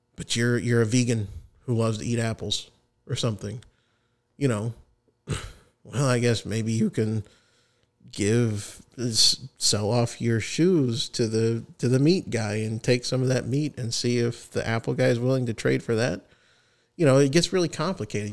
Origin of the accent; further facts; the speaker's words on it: United States; As an American patriot